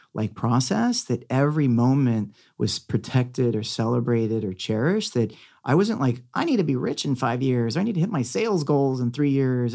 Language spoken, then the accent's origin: English; Beverly Hills, California, United States; growing up in Catholic private school, going to Beverly Hills High